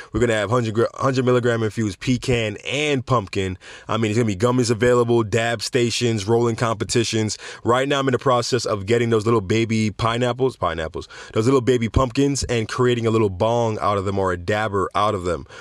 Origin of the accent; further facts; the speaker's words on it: Jamaica; going to my home country of Jamaica